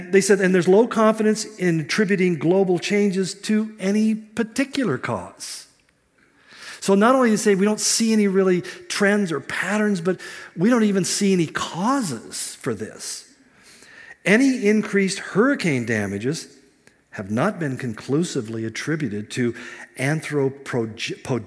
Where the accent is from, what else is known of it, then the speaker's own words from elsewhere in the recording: California, United States; I grew up in California